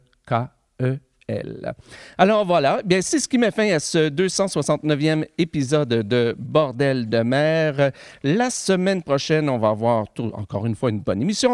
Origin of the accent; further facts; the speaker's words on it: the Gatineau, Quebec, Canada; la Gatineau, ben, ça, c'est mon coin de pays, c'est là que j'ai grandi